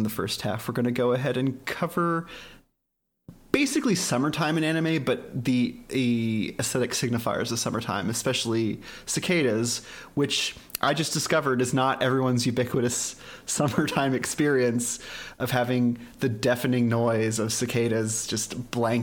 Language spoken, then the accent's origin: English; Dallas, Texas, United States; I grew up in Dallas, Texas